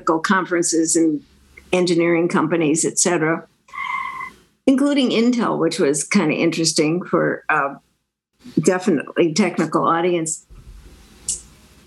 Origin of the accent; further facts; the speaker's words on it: Chicago, Illinois, United States; I grew up in Chicago